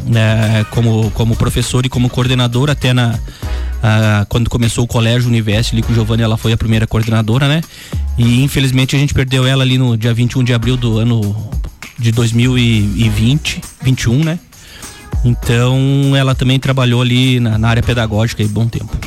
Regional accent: Lages, Santa Catarina, Brazil; Sou de Lages

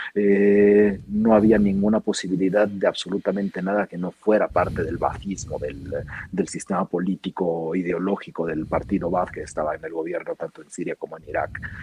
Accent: Mexico; Yo soy primera generación mexicano, sirio-mexicano

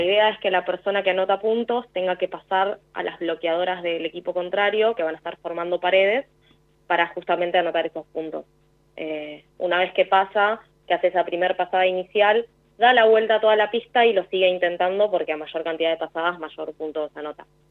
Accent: Buenos Aires, Argentina; yo soy de Capital Federal.

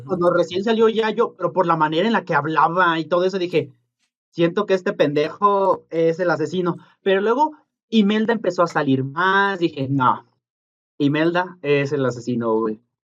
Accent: Mexico; donde somos nosotros, el náhuatl y el purépecha son más comunes

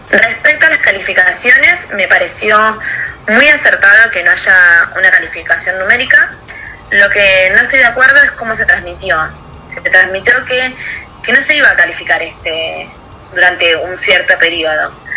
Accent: Pinamar, Buenos Aires Province, Argentina; moved away as an adult; now in Buenos Aires, Argentina; soy nacida en Pinamar en el año 1990 allá en Pina hice toda mi escuela primaria y secundaria

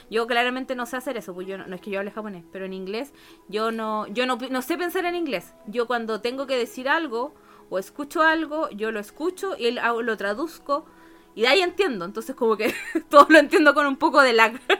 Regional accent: Argentina; born there; yo nací en las Argentinas, mis papás se fueron a vivir a Argentina

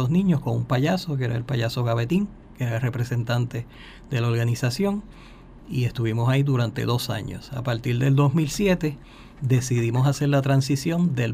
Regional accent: San Juan, Puerto Rico; Pues eh, yo nací en San Juan

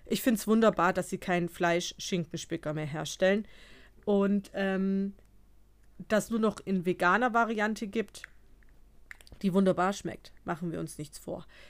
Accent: Bavaria, Germany; bei uns in Bayern

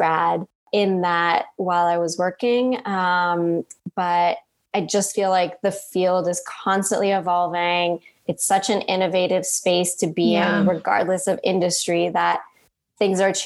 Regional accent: Canada; moved away as an adult; also born or lived in United Kingdom / Denmark; now in Los Angeles, United States; growing up there, it always feels like there's a piece of me in Canada

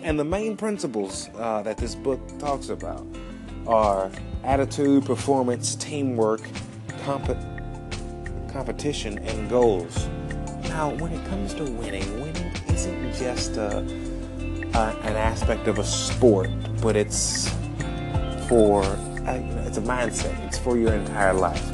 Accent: Alabama, United States; moved away as an adult; also born or lived in Atlanta, Georgia; now in San Diego, United States; I'm from Alabama

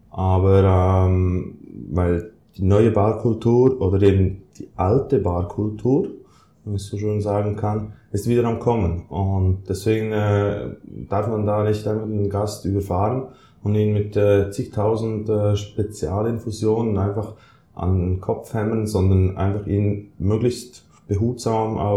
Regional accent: Thun, Bern, Switzerland; komme aus Thun, aus der Schweiz. Thun ist ein kleines Städtchen gelegen mitten in den Alpen.

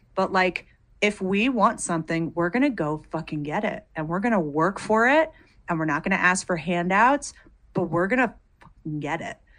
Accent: United States; I'm American

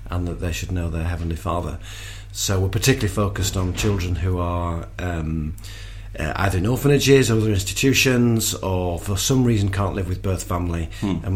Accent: England, United Kingdom; uh, I'm a Brit, and uh

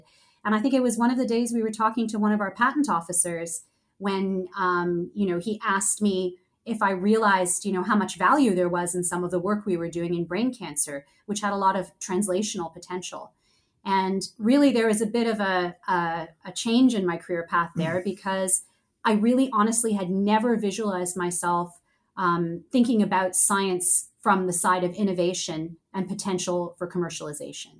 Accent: Hamilton, Ontario, Canada; I was born and raised in Hamilton, Ontario

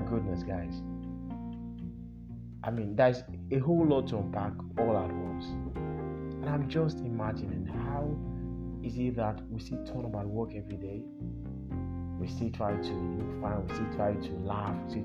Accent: Nigeria; our shared experiences as Nigerians

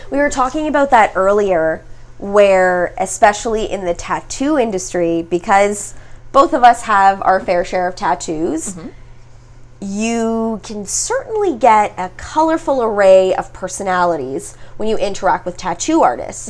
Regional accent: Mississauga, Ontario, Canada; now in Toronto, Canada; I grew up in Mississauga

